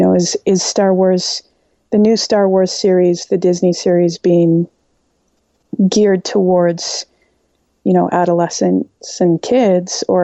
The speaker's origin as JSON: {"language": "English", "country": "Canada", "said": "I'm Canadian"}